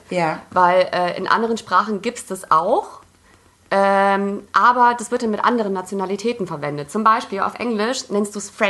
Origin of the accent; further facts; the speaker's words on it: Poland; ich als Polin kann es ja sagen